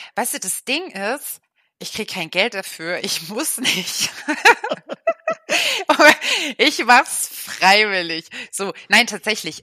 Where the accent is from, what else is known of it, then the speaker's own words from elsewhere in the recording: Dresden, Saxony, Germany; moved away as an adult; now in Oldenburg, Germany; gebürtig komme ich aus Dresden, wohne jetzt seit zehn Jahren in Oldenburg